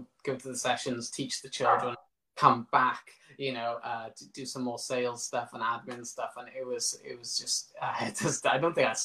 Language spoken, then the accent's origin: English; Pencoed, Wales, United Kingdom; I live in Pencode, which is my hometown